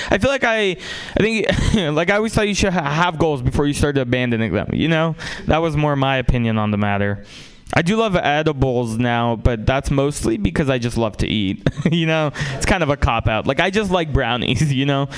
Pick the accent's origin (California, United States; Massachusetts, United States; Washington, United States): California, United States; San Francisco; also born or lived in Russia; I grew up in San Francisco